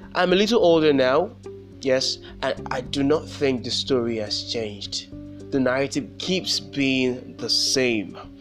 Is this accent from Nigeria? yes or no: yes; Nigeria; I am Nigerian